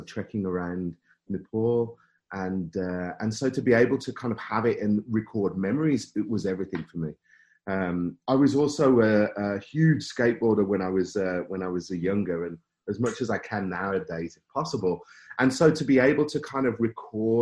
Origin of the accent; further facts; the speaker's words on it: Birmingham, West Midlands, United Kingdom; accent: Brummie; moved away as an adult; now in Canada; You can probably hear a bit of Brummy in my accent maybe somewhere